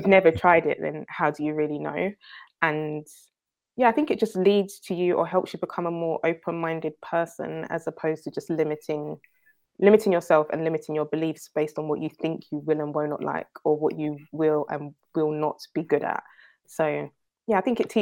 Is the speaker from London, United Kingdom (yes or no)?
yes; London, United Kingdom; also born or lived in Enfield / New York; I grew up in North London, was born and raised in Edmonton, then moved to Enfield a bit later